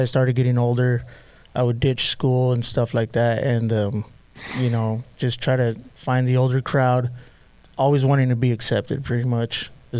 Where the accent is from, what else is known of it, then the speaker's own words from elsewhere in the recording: Pasadena, California, United States; Yeah. Pasadena, California.